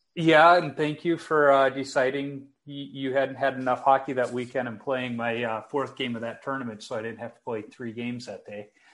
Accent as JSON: {"language": "English", "town": "Chicago", "region": "Illinois", "country": "United States", "tie": "born or raised there", "said": "me growing up in Chicago"}